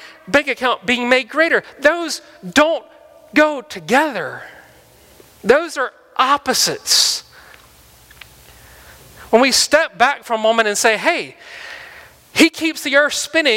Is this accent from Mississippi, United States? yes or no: yes; Mississippi, United States; moved away; I'm from Mississippi